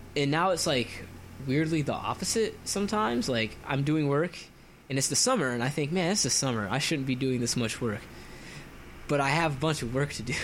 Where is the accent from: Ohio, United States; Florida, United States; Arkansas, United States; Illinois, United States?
Florida, United States; moved away; I'm from Florida, and so Florida is really humid